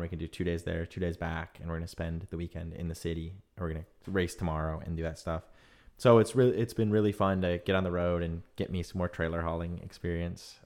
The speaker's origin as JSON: {"language": "English", "region": "Michigan", "country": "United States", "tie": "born or raised there", "moved": "yes", "lives_now": "San Francisco, United States", "said": "growing up in Michigan"}